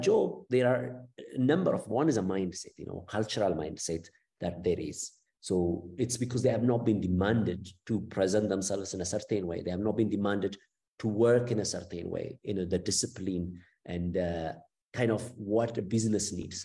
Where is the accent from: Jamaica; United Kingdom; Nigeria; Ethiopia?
Ethiopia; moved away as an adult; also born or lived in Cape Town, South Africa / Italy; I'm from Ethiopia, and I was um, basically until my BSc, I was educated in Ethiopia